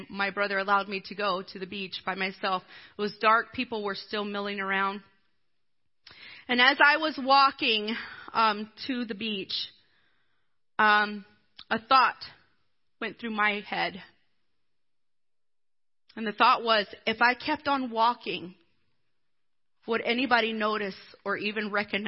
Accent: Blue Ridge, South Carolina, United States; And I grew up in Blue Ridge, South Carolina. Look it up. It's really itty-bitty. It's over by Greenville.

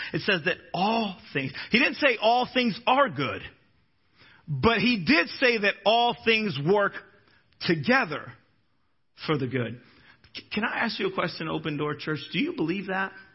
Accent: Florida, United States; I'm a Floridian but I'm also a Minnesotan

